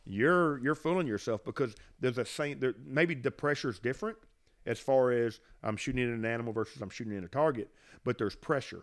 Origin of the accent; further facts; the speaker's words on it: Franklin County, Mississippi, United States; I grew up in Franklin County. Actually, I live in the house that I grew up in.